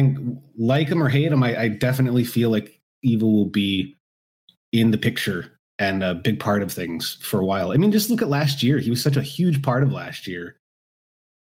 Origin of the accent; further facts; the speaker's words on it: United States; we're Americans and we grew up watching American wrestling.